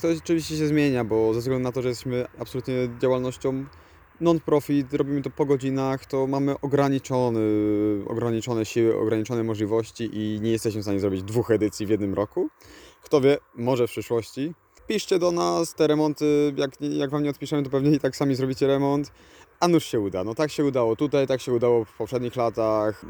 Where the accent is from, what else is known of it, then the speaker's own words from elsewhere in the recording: Tricity, Pomeranian Voivodeship, Poland; ja jestem akurat z Trójmiasta